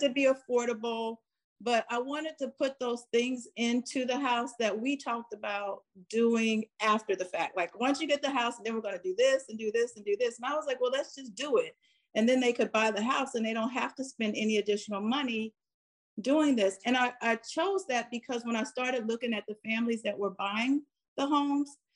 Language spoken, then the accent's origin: English; Farrell, Pennsylvania, United States; moved away; when I grew up in Farrell, everyone was working.